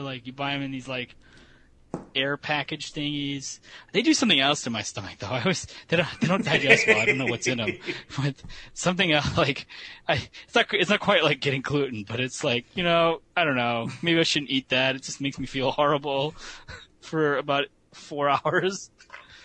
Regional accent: Chicago, Illinois, United States; I grew up in Chicago

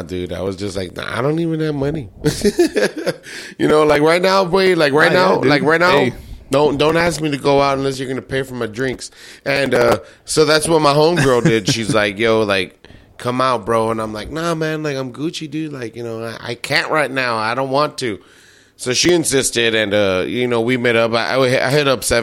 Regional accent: the Valley, Texas, United States; the cities we grew up in and how they looked back then

